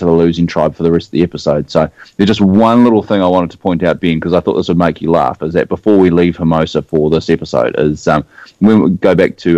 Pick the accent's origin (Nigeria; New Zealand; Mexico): New Zealand; accent: New Zealand; Even as a Kiwi